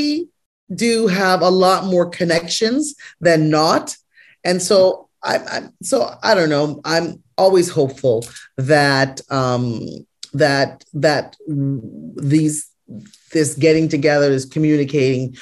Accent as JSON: {"language": "English", "country": "Canada", "tie": "born or raised there", "said": "I was raised in Canada and I have a very North American idea about medicine"}